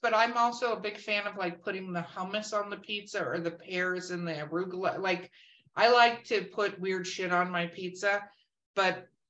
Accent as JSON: {"language": "English", "region": "Minnesota", "country": "United States", "moved": "yes", "said": "I'm from Minnesota."}